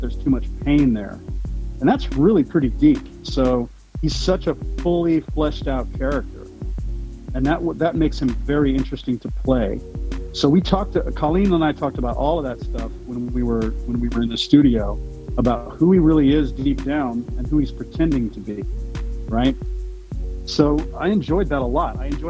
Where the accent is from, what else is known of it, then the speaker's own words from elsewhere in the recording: Louisiana, United States; I'm French Cajun, and I do accents, and my whole extended family's from Louisiana, so we're all French Cajun.